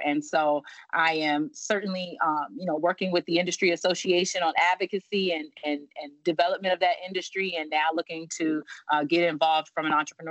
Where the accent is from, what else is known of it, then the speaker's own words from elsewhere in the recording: Virginia, United States; Not at all. I am from Virginia. I went to school in North Carolina. I've lived in many states throughout my life.